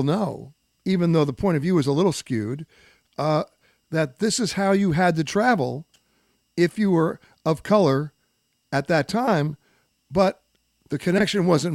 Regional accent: New York City, New York, United States; I'm from New York City

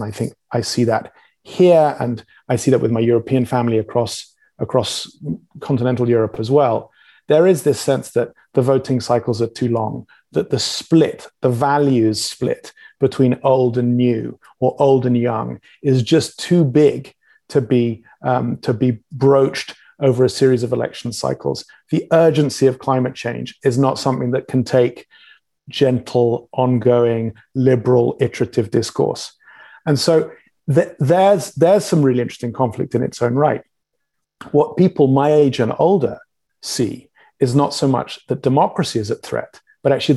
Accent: England, United Kingdom; I'm English

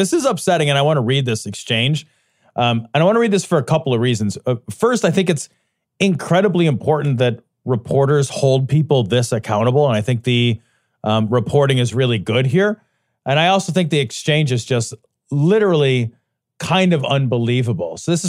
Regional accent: Ireland; well, I'm Irish, like, my horn's not going to be that big.

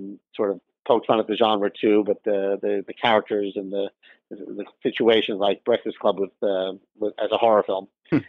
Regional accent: Scarsdale, New York, United States; I'm from New York and grew up in Scarsdale, New York.

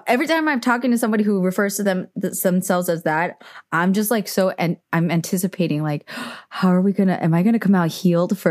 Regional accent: San Francisco, California, United States; moved away; born and raised out there

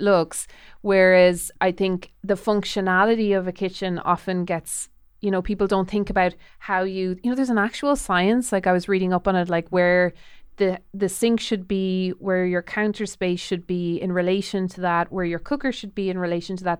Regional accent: Ireland; I'm Irish

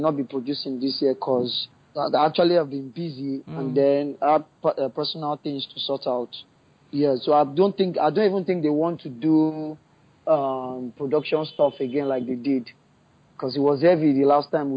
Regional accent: Ikeja, Lagos, Nigeria; I was born and raised in Ikeja, Lagos, Nigeria.

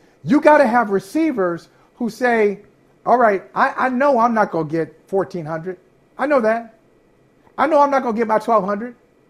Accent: Northeast Ohio, United States; Growing up in Northeast Ohio

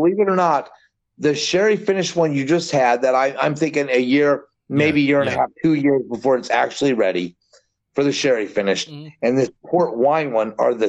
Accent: Scotland, United Kingdom; Well, don't forget I'm Scottish.

